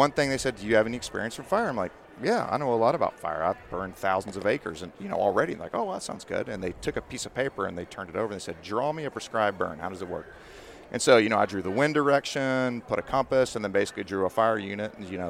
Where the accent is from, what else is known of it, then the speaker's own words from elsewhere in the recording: Texas, United States; So originally I'm from Texas. I went to wildlife school at Stephen F. Austin. I got my master's at Texas A&M Commerce.